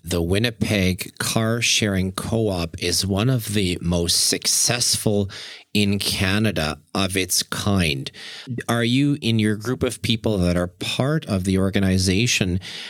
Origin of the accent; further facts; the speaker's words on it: Germany; moved away; I know, yes, I'm originally from Germany. And when I go there, you can go into almost any one of my family's homes